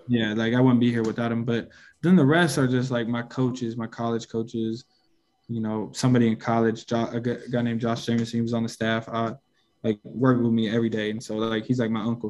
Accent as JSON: {"language": "English", "town": "Seattle", "region": "Washington", "country": "United States", "tie": "born or raised there", "said": "I grew up playing in Seattle"}